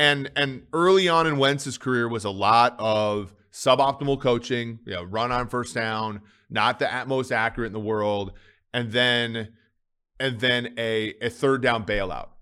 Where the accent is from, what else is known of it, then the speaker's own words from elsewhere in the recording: Minnesota, United States; growing up in Minnesota